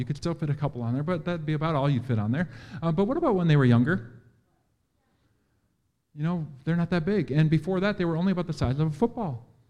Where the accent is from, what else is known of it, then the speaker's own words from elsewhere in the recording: Green Bay, Wisconsin, United States; I'm from Green Bay. I know what that is, but I don't know you guys.